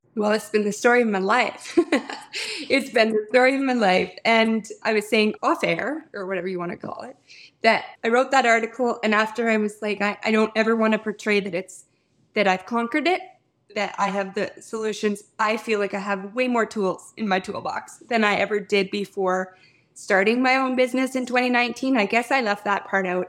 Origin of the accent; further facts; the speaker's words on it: Fort Qu'Appelle, Saskatchewan, Canada; my hometown, which is Fort Capel, Saskatchewan